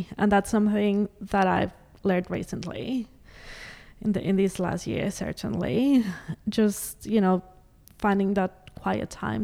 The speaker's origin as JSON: {"language": "English", "country": "Mexico", "tie": "born or raised there", "also_born_or_lived": "Canada / United States / Adelaide, Australia", "moved": "yes", "lives_now": "Australia", "said": "I grew up in Mexico, but I also had the opportunity to dance in other countries"}